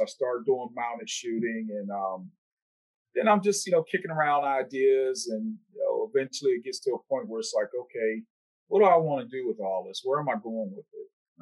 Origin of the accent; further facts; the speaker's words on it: Pittsburgh, Pennsylvania, United States; my hometown of uh, Pittsburgh, Pennsylvania